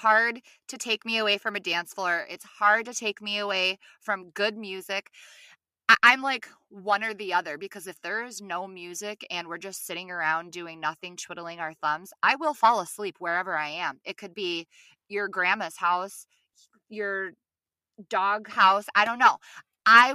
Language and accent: English; Buffalo, New York, United States; now in Minneapolis, United States; I am from the Buffalo, New York area